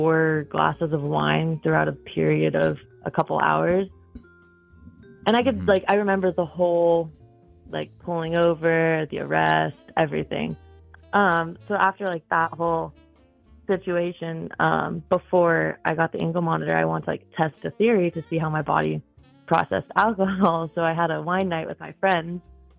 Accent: Northern California, United States; moved away as an adult; also born or lived in Tahoe; now in Utah, United States; Yeah, so I was born in California. I grew up there, and then I lived in Tahoe for a little bit, and then I moved to Utah 2 years ago.

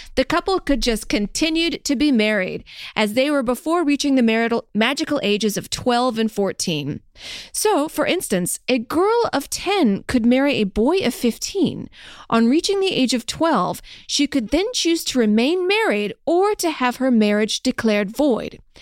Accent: the South, United States; I'm from the South

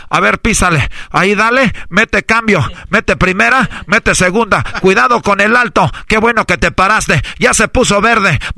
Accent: Mexico; como buen mexicano, tenemos aquí

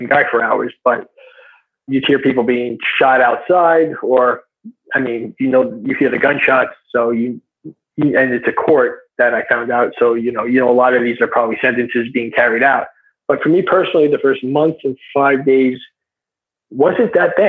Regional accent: United States; I'm American, I'm a white guy

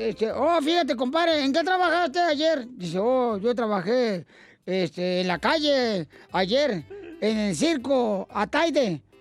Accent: Cuernavaca, Morelos, Mexico; Cuernavaca, Morelos.

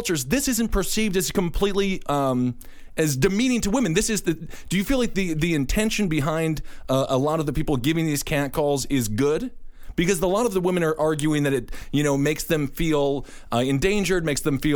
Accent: Wisconsin, United States; moved away; I'm from Wisconsin

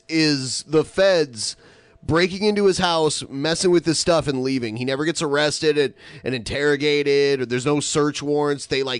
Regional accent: near Maumee, Ohio, United States; Maumee was like a suburb of my hometown.

